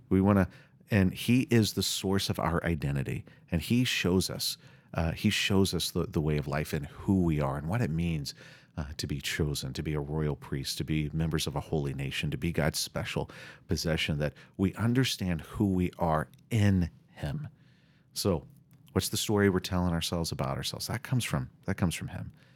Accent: the South, United States; I'm from the South, and we talk about Southern hospitality

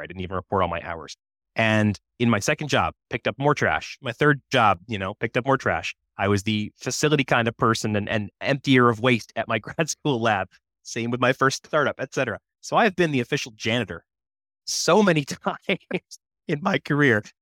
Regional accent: United States; I grew up on the Massachusetts, Rhode Island border

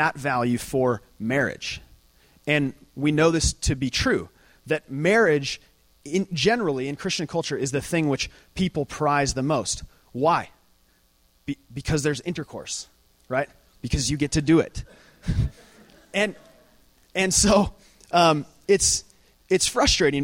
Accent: Lake Havasu City, Arizona, United States; moved away; I'm from Lake Havasu City

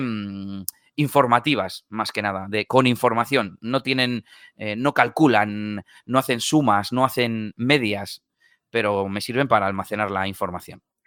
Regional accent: Bilbao, Basque Country, Spain; soy de Bilbao, en el norte de España

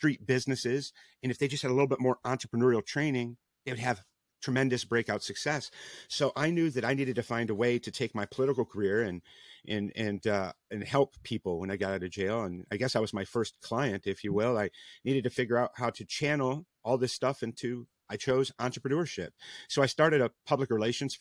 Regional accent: Rockford, Illinois, United States; moved away; I'm originally from Rockford, Illinois, not too far away from Chicago

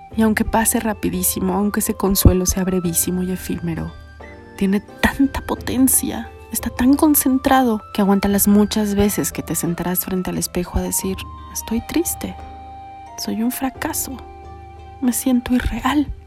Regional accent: Mexico; los mexicanos

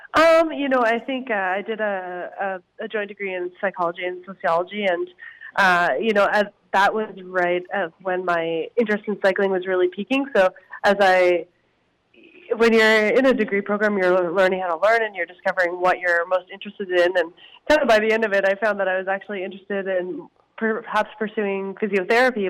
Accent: Harvey Station, New Brunswick, Canada; moved away as an adult; also born or lived in Victoria, British Columbia; now in Kamloops, Canada; I grew up in a small town just outside Fredericton, actually, called Harvey Station.

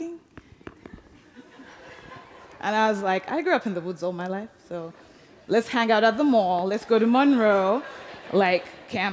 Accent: Uganda; moved away; I was born and raised in Uganda, and I grew up at this village, Waringa Village

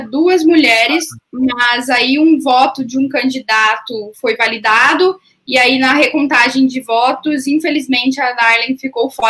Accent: Campo Grande, Mato Grosso do Sul, Brazil; born there; Eu nasci em Campo Grande, Mato Grosso do Sul, na fronteira onde o Brasil foi Paraguai.

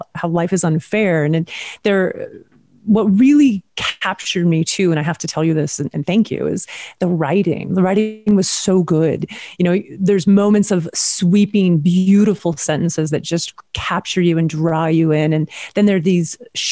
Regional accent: Washington, United States; also born or lived in Montana; now in California, United States; I'm also from Washington State up near Idaho and spent a lot of time in Montana.

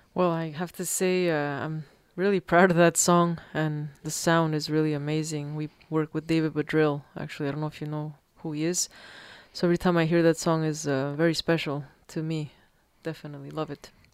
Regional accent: Peru; moved away; I grew up in Peru

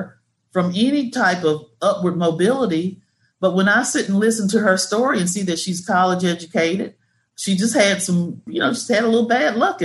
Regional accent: Pacolet, South Carolina, United States; also born or lived in Spartanburg, South Carolina; I am a country girl from Pacolet, South Carolina.

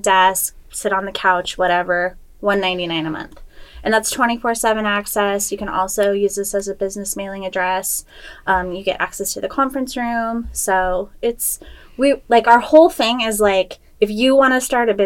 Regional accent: San Diego, California, United States; moved away as an adult; now in Washington, United States; grew up in San Diego

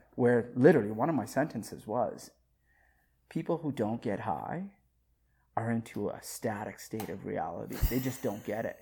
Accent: Saskatoon, Saskatchewan, Canada; also born or lived in Africa; I grew up in Saskatoon, Saskatchewan

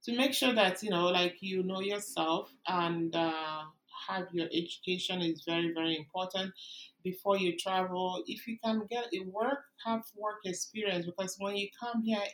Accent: Nigeria; moved away as an adult; now in Canada; I came from Nigeria

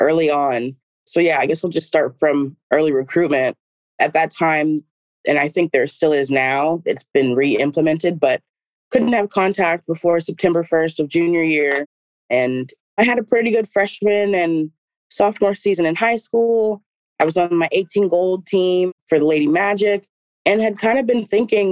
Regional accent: Berkeley, California, United States; I'm from Berkeley, so going to school in Berkeley at my hometown had always been a dream

